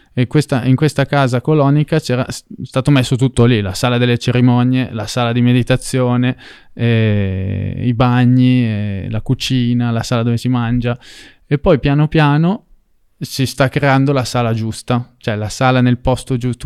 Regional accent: Italy; ero italiano e che quindi nel mio paese

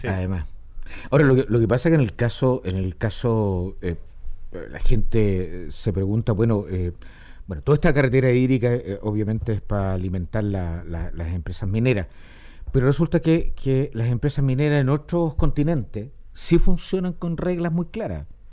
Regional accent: Chile; tenemos muchos chilenos

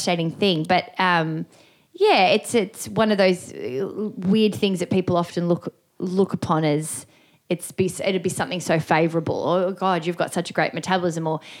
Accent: Melbourne, Victoria, Australia; I grew up in the western suburbs of Melbourne.

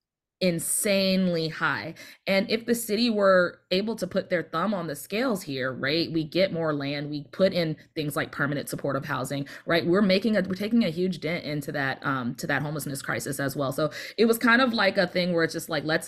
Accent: Plano, Texas, United States; I grew up in Plano

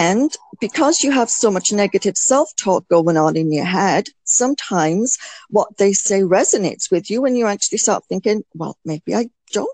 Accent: United Kingdom; as a Brit, I mean, this is what we were always brought up to do.

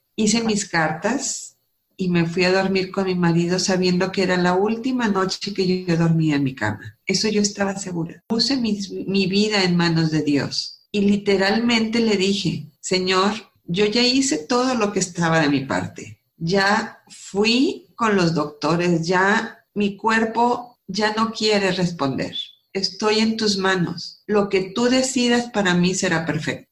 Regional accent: Múzquiz, Coahuila, Mexico; moved away; also born or lived in Silao, Guanajuato / Monterrey, Nuevo León; nací en Silao, crecí en Musquis, Coahuila, y me vine a estudiar a Monterrey

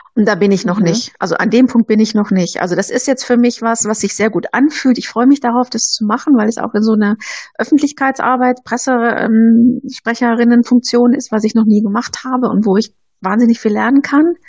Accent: Bochum, North Rhine-Westphalia, Germany; now in Nuremberg, Germany; ich komme ja aus dem Ruhrgebiet, aus Bochum

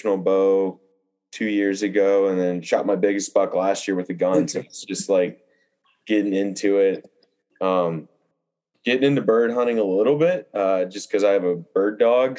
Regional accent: Mississippi, United States; I grew up in Mississippi.

